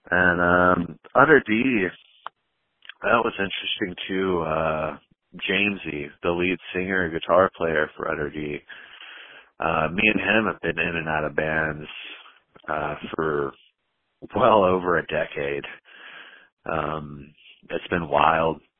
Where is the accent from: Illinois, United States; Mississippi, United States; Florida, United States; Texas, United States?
Texas, United States; little bit everywhere, but uh, I'm from Texas, and that's where I'm currently at, North Texas.